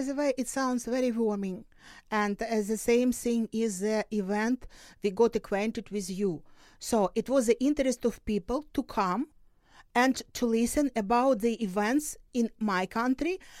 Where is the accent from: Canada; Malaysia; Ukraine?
Ukraine; Luhansk Oblast; moved away; also born or lived in Dnipro, Ukraine; I was born in Luhansk region, so this is my motherland